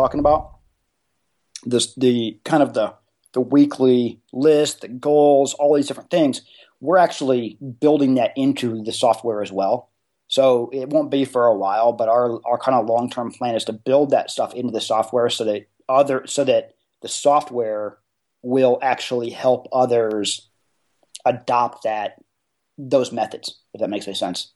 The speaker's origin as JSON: {"language": "English", "town": "Indianapolis", "region": "Indiana", "country": "United States", "said": "I'm from Indianapolis, but right here in the Midwest"}